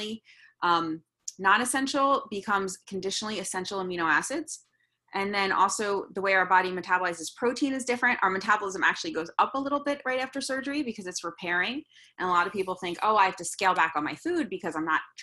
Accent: New York, United States; Being a New Yorker

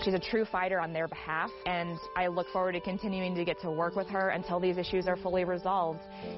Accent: Cody, Wyoming, United States; from Cody, Wyoming.

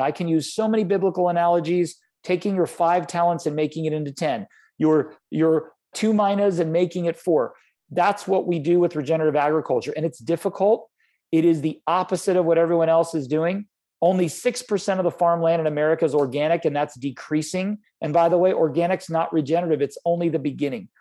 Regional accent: Florida, United States; I grew up in Florida

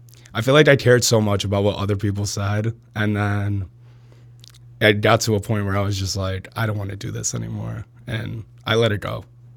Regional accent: Plainfield, Illinois, United States; I went to school in Plainfield my whole life.

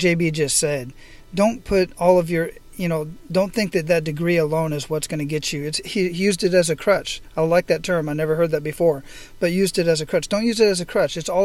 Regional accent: Phoenix, Arizona, United States; moved away as an adult; I was at the Phoenix Zoo where I grew up at in Phoenix.

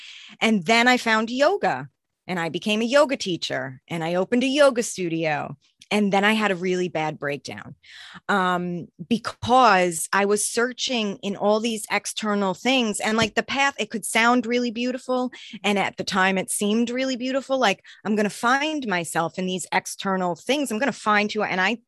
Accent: New York, United States; now in Boston, United States; I'm originally from New York, but then my family moved here.

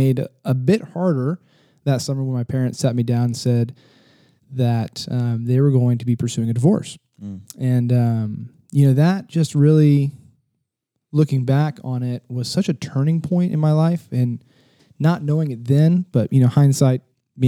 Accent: San Antonio, Texas, United States; I'm from just right down the road. In San Antonio, Texas, born and raised

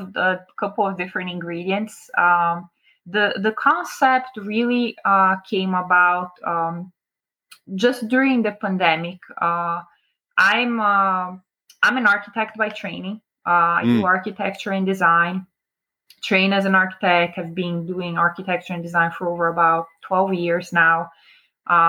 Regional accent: Brazil; also born or lived in New Jersey, United States; now in Sarasota, United States; I am originally from Brazil, born and raised. I moved to America in 2000, so I've been here for just about 22 years

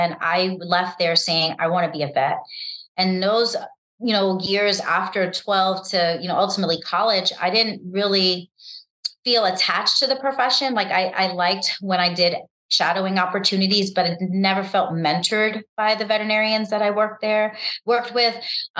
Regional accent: New York City, New York, United States; because I grew up in New York City and, you know, winters can be harsh

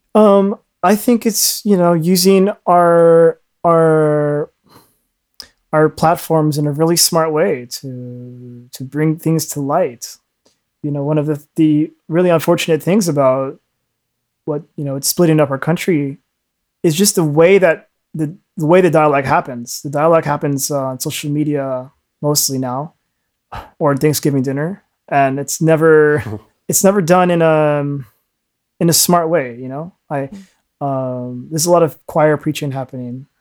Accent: United States; I was born in the States

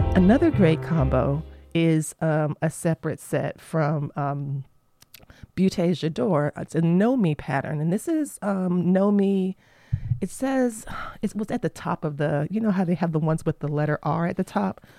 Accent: Florida, United States; moved away; my home state of Florida

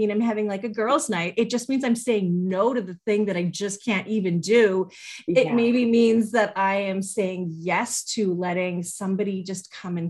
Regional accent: Canada; as a Canadian and raising my kids here

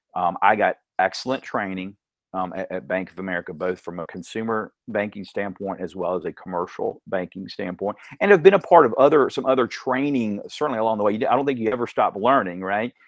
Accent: Dalton, Georgia, United States; also born or lived in Athens, Georgia; I was b-, born actually in Athens, Athens, Georgia. Um, w, we moved around a couple of times, but ultimately, you really grew up in Dalton.

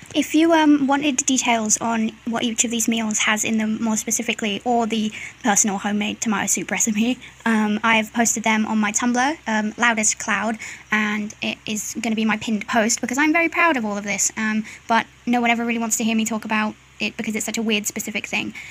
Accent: United Kingdom; I'm British

